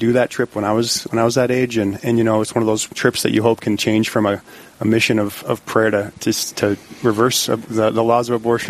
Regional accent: Dickinson, North Dakota, United States; also born or lived in Bismarck, North Dakota; I'm from Dickinson originally. I'm a Trinity High School graduate, proud Titan, and I live here in Bismarck now with my wife, Kate.

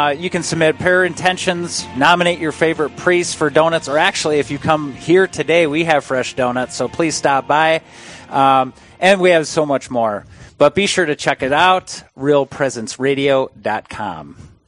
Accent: Minnesota, United States; I hail from Minnesota, just like Megan does.

